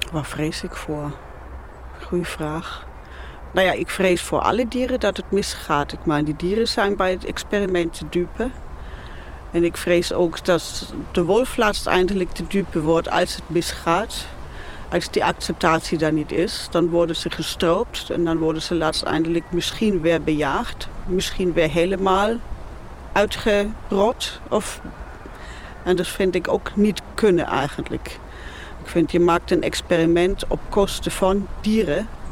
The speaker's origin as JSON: {"language": "Dutch", "town": "Nuremberg", "region": "Bavaria", "country": "Germany", "second_language": "Dutch", "moved": "yes", "lives_now": "Netherlands", "said": "Nürnberg kom ik oorspronkelijk vandaan"}